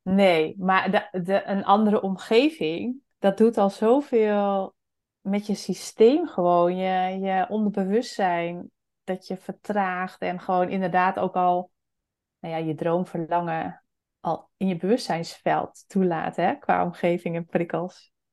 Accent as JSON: {"language": "Dutch", "region": "Friesland", "country": "Netherlands", "said": "ik kom zelf ook uit Friesland"}